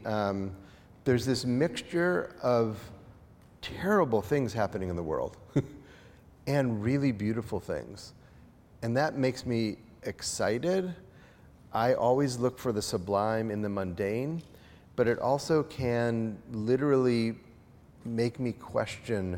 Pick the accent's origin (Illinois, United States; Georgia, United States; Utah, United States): Illinois, United States; outside of Chicago; I grew up outside of Chicago